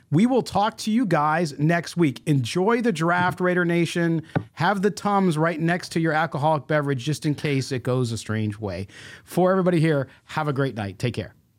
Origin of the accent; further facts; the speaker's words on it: Chicago, Illinois, United States; moved away; I'm originally from Chicago.